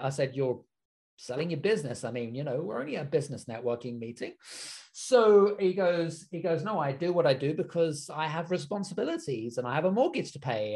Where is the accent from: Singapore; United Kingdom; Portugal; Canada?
United Kingdom; being British myself